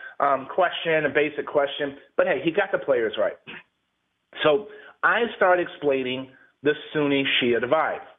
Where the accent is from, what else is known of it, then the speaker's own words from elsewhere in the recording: San Antonio, Texas, United States; born and raised in San Antonio, Texas. I live in San Antonio now